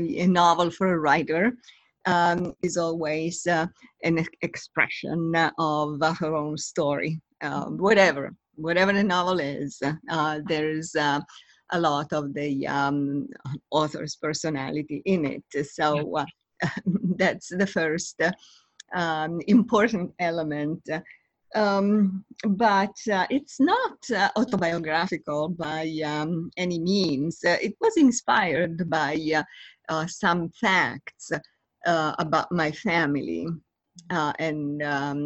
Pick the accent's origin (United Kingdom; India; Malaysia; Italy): Italy; moved away as an adult; also born or lived in Los Angeles; now in Washington, D.C., United States; I was born in Italy. And then I came here to the U.S.